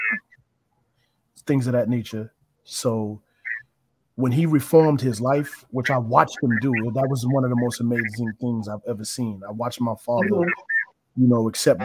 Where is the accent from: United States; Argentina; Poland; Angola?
United States; New Rochelle, New York; from New Rochelle, New York, born and raised. I've been in New Rochelle for 40 plus years